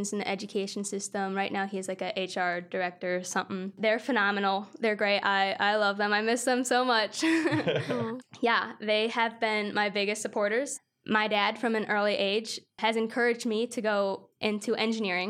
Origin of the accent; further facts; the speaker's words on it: Cleveland, Ohio, United States; now in Athens, United States; I'm from Cleveland, Ohio